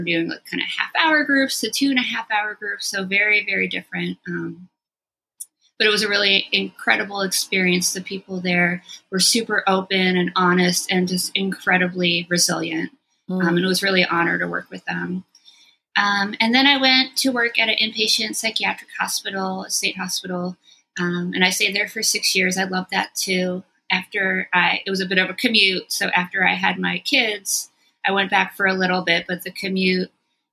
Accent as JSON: {"language": "English", "area": "Long Island", "region": "New York", "country": "United States", "tie": "born or raised there", "also_born_or_lived": "France", "moved": "as an adult", "lives_now": "Philadelphia, United States", "said": "I was born in France. When I was 2, we came back to the States, where my dad is from, and I grew up on Long Island. I came to Philly to go to Temple in 1995, and I'm still here."}